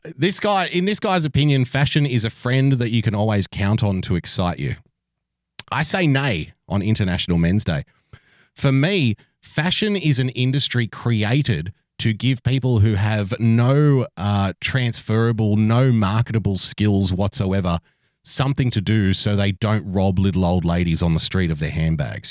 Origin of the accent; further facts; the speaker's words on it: Sydney, New South Wales, Australia; I was born in a country town, but I was raised in Sydney.